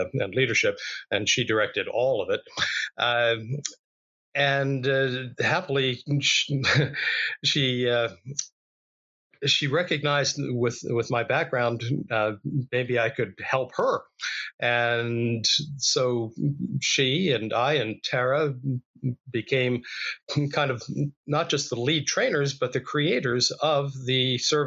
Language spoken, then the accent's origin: English; Philadelphia, Pennsylvania, United States; moved away; my hometown of Philadelphia